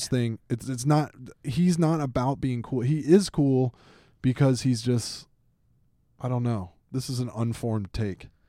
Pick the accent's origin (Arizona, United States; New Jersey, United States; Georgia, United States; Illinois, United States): Georgia, United States; Atlanta; I grew up in Atlanta, Georgia.